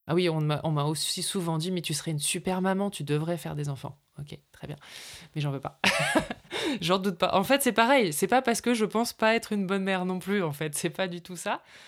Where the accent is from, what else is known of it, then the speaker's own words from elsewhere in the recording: north of France, France; now in Carpentras, France; je viens du nord de la France, donc je suis une ch'ti.